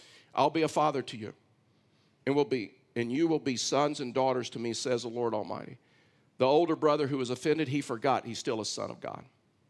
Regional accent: Texas, United States; I've hunted and fished a lot of that area when I was raised in Texas.

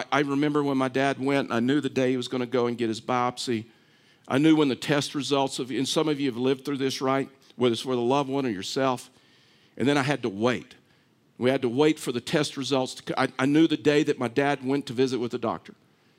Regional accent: Texas, United States; I'm from Texas. Just wanted to get that out there. I know you didn't know that because I've lost my accent.

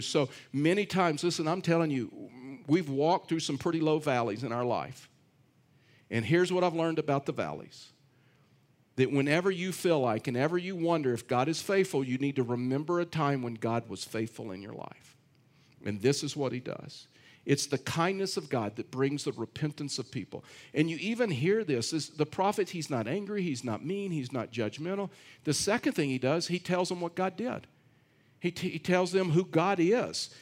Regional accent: Texas, United States; I'm from Texas

